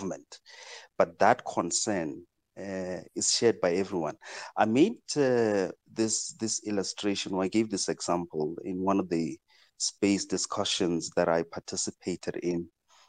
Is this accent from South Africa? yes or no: yes; South Africa; my fellow South Africans